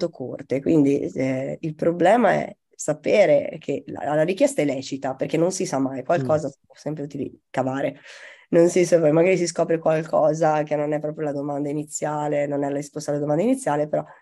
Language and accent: Italian; Italy; accent: Tuscan; io che ho un accento molto misto, quando urlo ho meno la C aspirata toscana